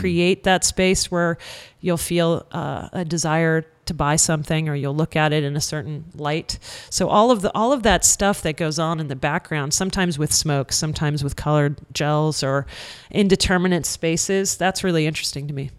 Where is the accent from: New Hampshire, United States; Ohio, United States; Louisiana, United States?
New Hampshire, United States; moved away; also born or lived in Boston; in the small town where I grew up in New Hampshire